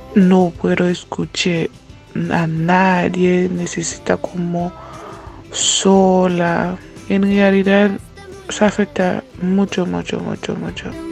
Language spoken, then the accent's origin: Spanish; Haiti; Spanish is a second language; now in Chile; soy haitiana, tengo 28 años